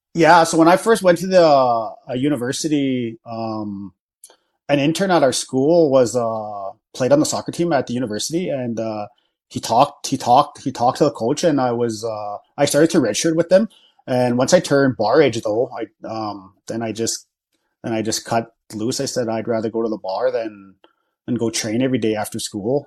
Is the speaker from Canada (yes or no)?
yes; Battleford, Saskatchewan, Canada; I'm from the Battleford area, okay. so that's where I grew up